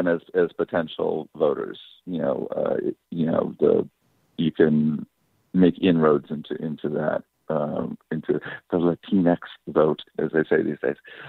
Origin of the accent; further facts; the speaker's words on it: United States; And as an American, I believe in that.